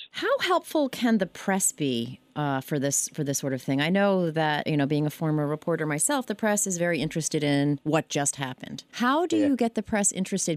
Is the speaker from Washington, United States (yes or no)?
no; Baldwin, New York, United States; my hometown of Baldwin